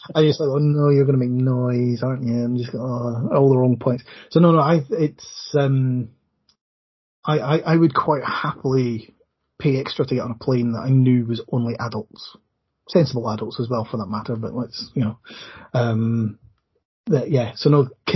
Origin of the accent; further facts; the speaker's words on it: Scotland, United Kingdom; as a Scotsman